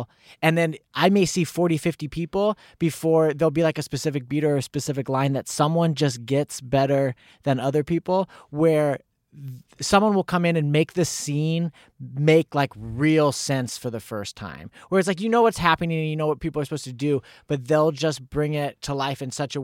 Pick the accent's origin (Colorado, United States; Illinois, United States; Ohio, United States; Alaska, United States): Illinois, United States; Lincoln; born there; Well, February 16th, 1987 at 7:07 in the morning, I was born in Lincoln, Illinois.